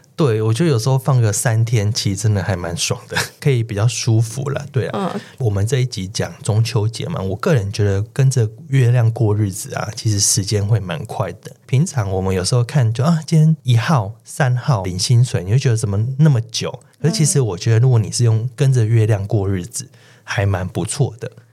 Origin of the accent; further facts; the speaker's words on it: Taichung, Taiwan; 我的老家在台中，然后乡下